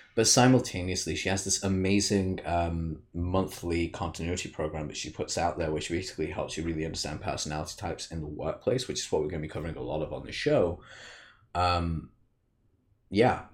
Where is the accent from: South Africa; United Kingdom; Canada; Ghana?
United Kingdom; I'm a Brit